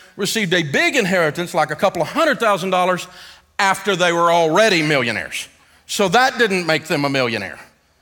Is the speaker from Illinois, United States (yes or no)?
no; Antioch, Tennessee, United States; I'm from Antioch, Tennessee.